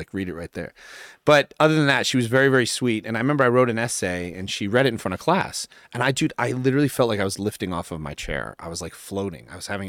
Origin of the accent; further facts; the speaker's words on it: New York, United States; born there; Well, I was born in New York, actually, when I was really little.